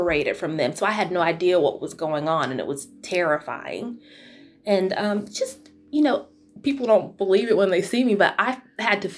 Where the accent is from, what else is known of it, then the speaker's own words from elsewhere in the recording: Utah, United States; also born or lived in Florida; we moved to Utah from Florida when I was 8 years old